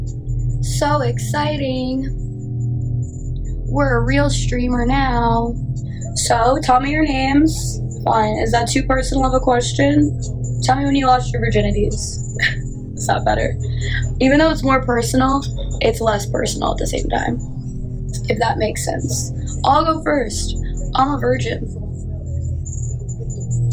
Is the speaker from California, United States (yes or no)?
no; New Jersey, United States; moved away as an adult; also born or lived in South Florida; I grew up in New Jersey